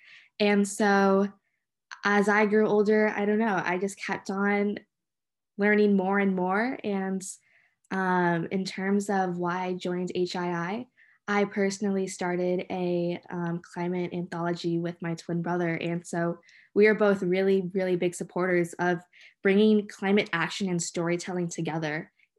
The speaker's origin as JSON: {"language": "English", "region": "Southern California", "country": "United States", "tie": "born or raised there", "also_born_or_lived": "Lawrenceville, New Jersey", "moved": "yes", "said": "I got involved in climate activism growing up in Southern California. I grew up in constantly around wildfires"}